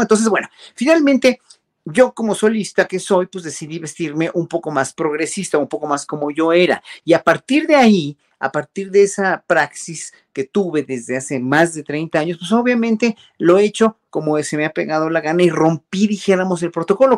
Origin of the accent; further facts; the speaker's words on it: Mexico; uno como mexicano